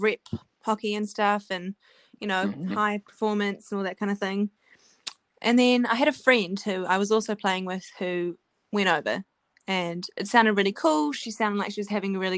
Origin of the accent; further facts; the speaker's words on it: Wellington, New Zealand; moved away as an adult; also born or lived in Louisville, Kentucky; I'm from Wellington, so I've lived here.